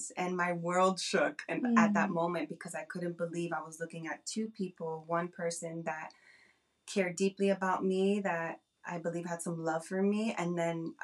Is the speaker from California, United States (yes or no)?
no; New Jersey, United States; I am from New Jersey.